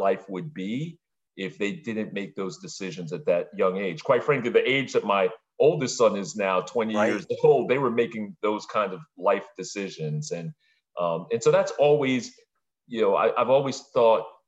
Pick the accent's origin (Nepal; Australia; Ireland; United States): United States; New York City, New York; also born or lived in Vung Tau, Vietnam; Brooklyn and East Flatbush, and that's where I grew up